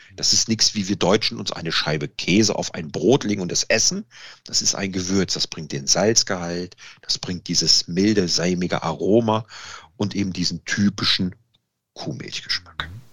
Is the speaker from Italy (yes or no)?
yes; Italy; da bin ich Italiener